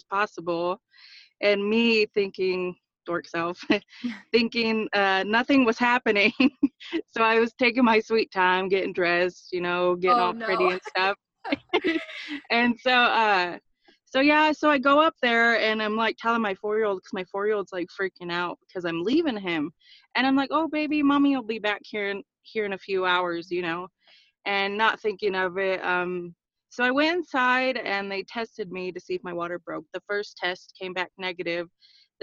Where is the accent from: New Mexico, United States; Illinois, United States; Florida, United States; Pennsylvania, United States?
New Mexico, United States; Aztec; I'm from Aztec, New Mexico. I'm part of the Four Corners